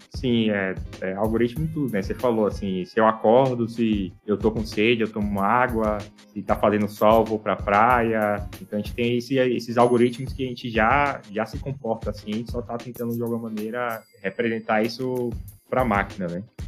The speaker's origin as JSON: {"language": "Portuguese", "town": "Salvador", "region": "Bahia", "country": "Brazil", "said": "eu sou de Salvador"}